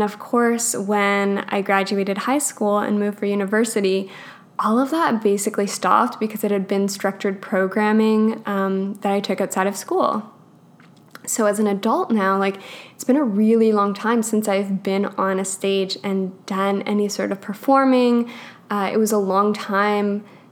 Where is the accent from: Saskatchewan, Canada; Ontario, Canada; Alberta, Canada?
Alberta, Canada; I grew up in Alberta.